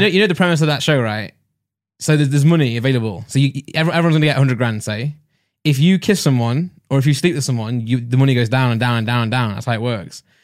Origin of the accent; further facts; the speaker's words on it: Nottingham, East Midlands, United Kingdom; accent: East Midlands; I'm from Not, Nottingham.